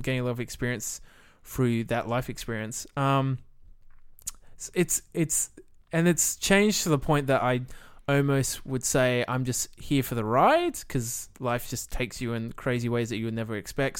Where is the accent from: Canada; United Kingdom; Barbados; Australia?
Australia; Millicent, South Australia; moved away as an adult; also born or lived in Adelaide / New Zealand; originally I grew up in Millicent with View Drew in the, in the country town